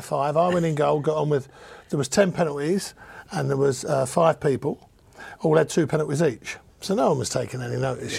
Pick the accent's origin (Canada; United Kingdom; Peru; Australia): United Kingdom; London; So you know, I'm a Cockney builder.